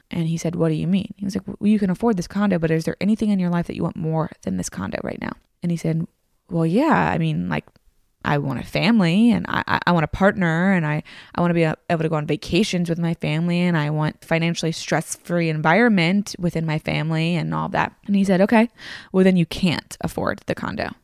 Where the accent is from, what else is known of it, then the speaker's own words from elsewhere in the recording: Tennessee, United States; also born or lived in Virginia; I grew up in the South